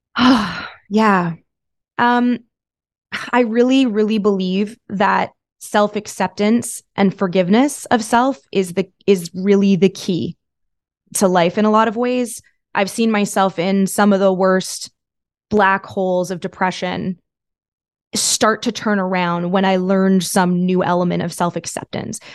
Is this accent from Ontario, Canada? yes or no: yes; Thousand Islands, Ontario, Canada; moved away as an adult; also born or lived in Toronto; I was from the from the Thousand Islands this is in Canada